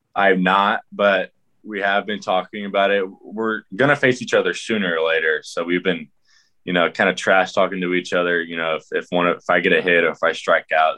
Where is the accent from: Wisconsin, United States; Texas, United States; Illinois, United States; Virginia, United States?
Texas, United States; Houston; I'm from Houston